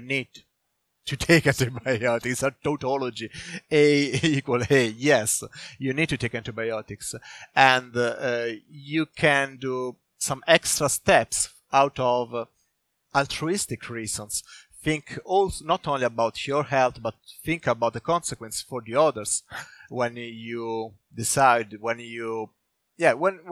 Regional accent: Italy; now in Sweden; I'm from Italy

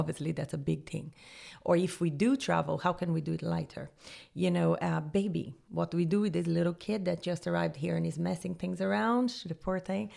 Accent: Rio de Janeiro, Brazil; moved away as an adult; also born or lived in Jamaica / Honduras / Panama; now in Dublin, Ireland; I'm originally from Rio, Brazil

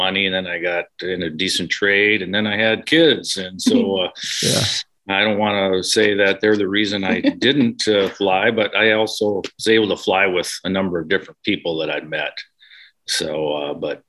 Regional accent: Minnesota, United States; moved away as an adult; also born or lived in Colorado; now in Alaska, United States; I grew up in Minnesota, which working on the farm, I did farm work until I left there.

